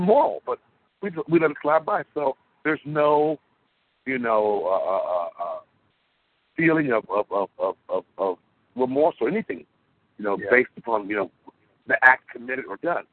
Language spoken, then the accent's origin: English; United States; In my country, the United States of America, where I was born, I'm American